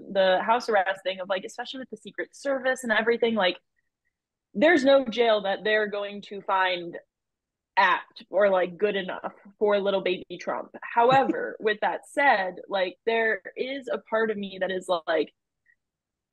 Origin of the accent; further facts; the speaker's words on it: Fulton County, Georgia, United States; I, as someone who's a Georgia voter and from Georgia, so obviously I'm actually from Fulton County